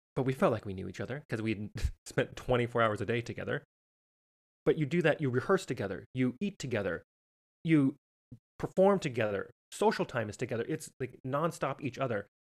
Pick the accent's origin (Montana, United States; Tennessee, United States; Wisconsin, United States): Montana, United States; Missoula; moved away as an adult; also born or lived in Boston / Las Vegas; I am originally from Missoula, Montana